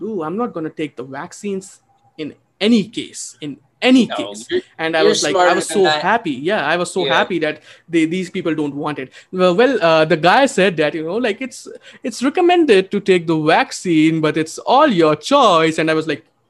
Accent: India; moved away; also born or lived in Texas, United States; I'm an Indian

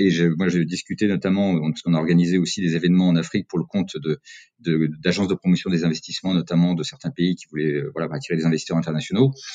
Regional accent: Cantal, Auvergne-Rhône-Alpes, France; moved away; je suis originaire du Cantal, donc du centre de la France

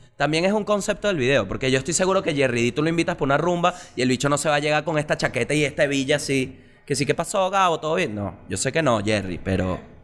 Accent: Venezuela; somos los venezolanos con Ferrari

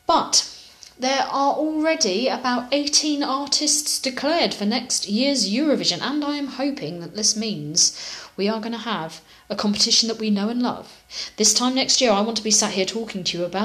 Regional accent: United Kingdom; I'm British.

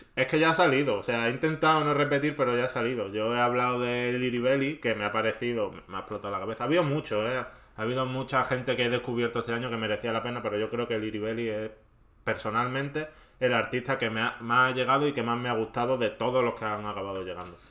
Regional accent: Andalusia, Spain; accent: Andalusian; mi inglés andaluz que yo sí soy andaluz

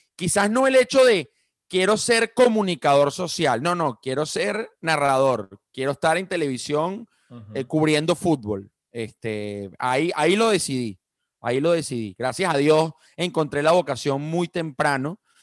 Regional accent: Venezuela; estando yo ya a finales de bachillerato en Venezuela

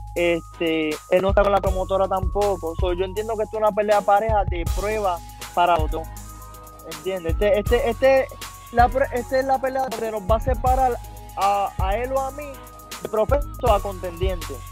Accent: Vieques, Puerto Rico; toda mi gente de Vieque, que somos gente aguerrida

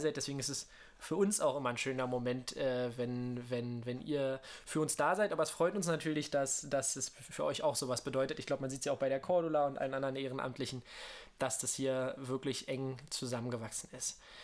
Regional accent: near Königs Wusterhausen, Brandenburg, Germany; moved away; also born or lived in Berlin; Ich bin tatsächlich in Berlin geboren und habe da lange in Brandenburg gelebt

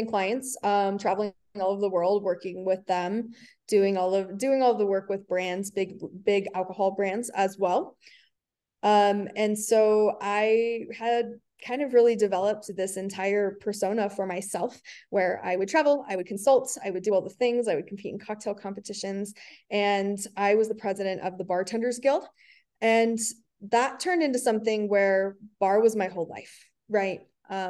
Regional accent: Reno, Nevada, United States; also born or lived in California; I'm from Reno, Nevada, and okay. I'm still here. I lived in California for a while, but I'm back now, back in my hometown

